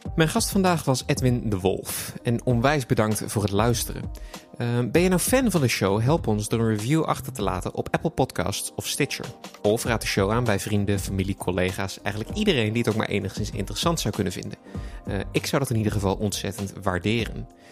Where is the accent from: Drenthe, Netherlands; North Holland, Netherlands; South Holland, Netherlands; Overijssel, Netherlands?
South Holland, Netherlands; The Hague; ik kom zelf uit Den Haag